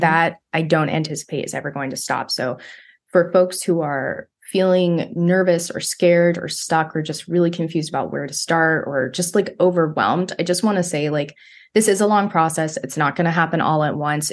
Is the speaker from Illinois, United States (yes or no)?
no; Bakersfield, California, United States; my hometown of Bakersfield